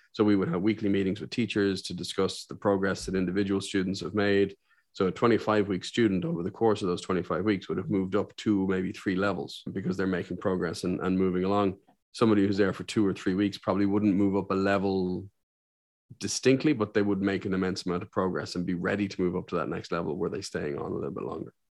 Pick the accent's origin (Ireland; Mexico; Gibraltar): Ireland; also born or lived in Saudi Arabia; I'm one of the few Irishmen you'll meet